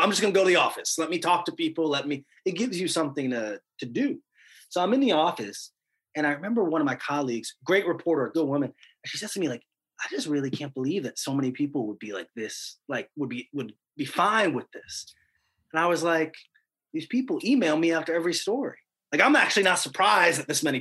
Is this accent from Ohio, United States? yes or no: yes; Cleveland, Ohio, United States; my hometown of Cleveland